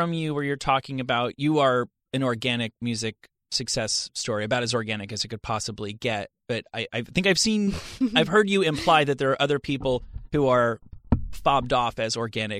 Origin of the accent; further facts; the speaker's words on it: New Jersey, United States; I grew up in New Jersey